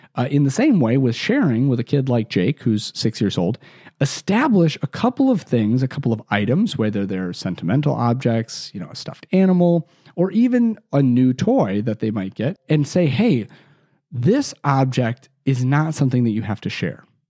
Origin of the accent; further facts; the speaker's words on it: Chicagoland, Illinois, United States; I grew up in Chicago, still live there today, and, or Chicagoland, I should say, 'cause I was not from the city proper